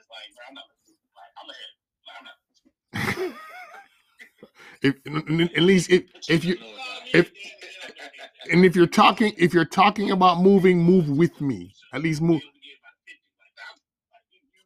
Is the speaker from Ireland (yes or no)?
no; Jamaica; As a Jamaican